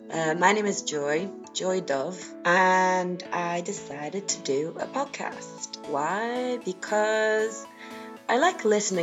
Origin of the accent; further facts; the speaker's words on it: Rotterdam, South Holland, Netherlands; born there; also born or lived in South America; So I was born in Rotterdam in a commune, and then we moved around. I lived in South America for a while, for quite a few years when I was younger.